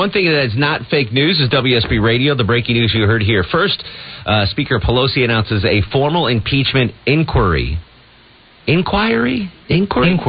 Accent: Connecticut, United States; now in Georgia, United States; I had that growing up in Connecticut.

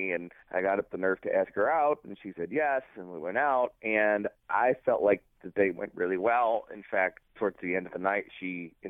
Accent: Los Angeles, California, United States; moved away as an adult; now in Dayton, United States; I'm from California. Southern? Yeah, from Los Angeles.

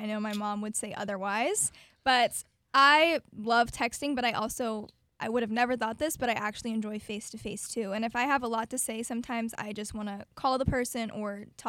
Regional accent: Apopka, Florida, United States; my true hometown. So many people move here from out of state into Florida, but I can truly say I have been born and raised a Apopka.

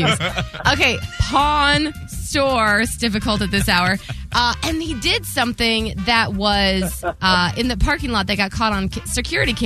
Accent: Ohio, United States; now in Florida, United States; I'm from Ohio

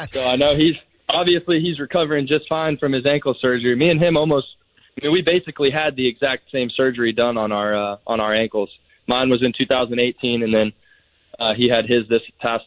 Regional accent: DeLeon Springs, Florida, United States; I'm from DeLeon Springs. So it was right down the road. I got to stay with my family

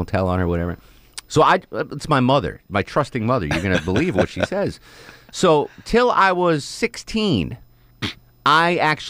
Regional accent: New England, United States; So when I was a kid growing up in New England, we used to go on vacation to Maine.

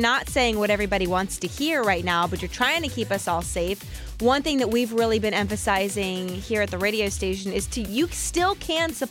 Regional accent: St. Petersburg, Florida, United States; I was born and raised in St. Pete

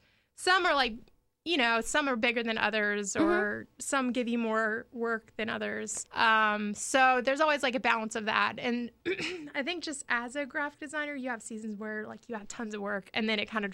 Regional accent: Jacksonville, Florida, United States; I'm from Jacksonville. Neptune Beach.

